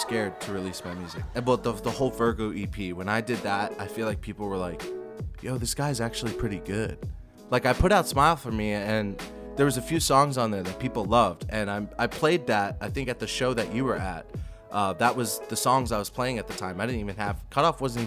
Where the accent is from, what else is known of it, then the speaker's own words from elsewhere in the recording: New Jersey, United States; one of my friends, Cooper Davis, that I grew up with in New Jersey